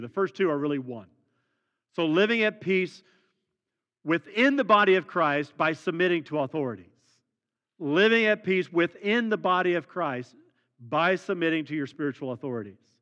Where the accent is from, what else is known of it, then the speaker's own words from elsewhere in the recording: Midwest, United States; those of us born and raised in the Midwest